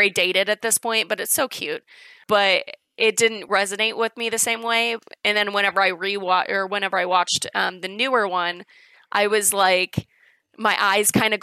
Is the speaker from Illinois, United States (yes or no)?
yes; Chicago, Illinois, United States; accent: Chicago; I'm from Illinois in general